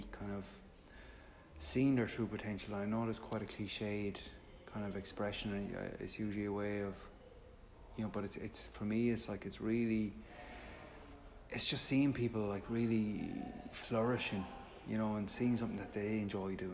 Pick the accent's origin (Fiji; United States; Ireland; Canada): Ireland; Limerick, Munster; I grew up in Limerick